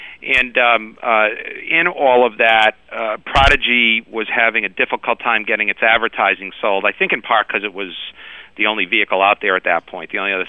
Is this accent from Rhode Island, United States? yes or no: yes; Providence, Rhode Island, United States; Providence, Rhode Island.